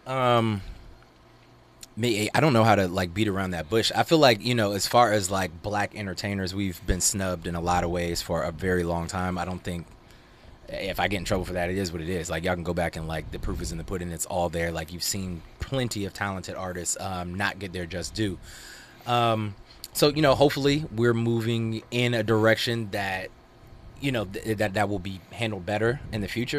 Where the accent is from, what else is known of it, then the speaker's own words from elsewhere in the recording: Georgia, United States; also born or lived in Virginia; now in Los Angeles, United States; I moved here from Virginia, originally Georgia